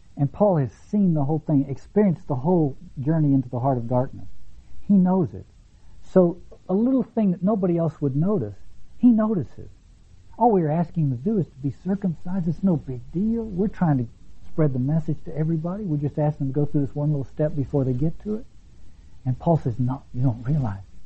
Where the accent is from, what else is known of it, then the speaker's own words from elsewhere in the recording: the South, United States; when I grew up in the South